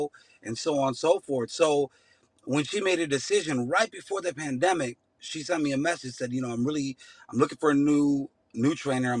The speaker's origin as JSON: {"language": "English", "town": "Chicago", "region": "Illinois", "country": "United States", "tie": "born or raised there", "said": "I grew up in Chicago my whole life"}